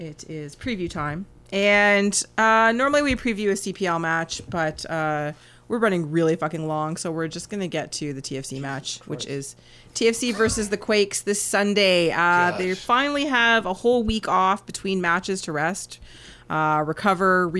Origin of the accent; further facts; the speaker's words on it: Canada; as a Canadian soccer fan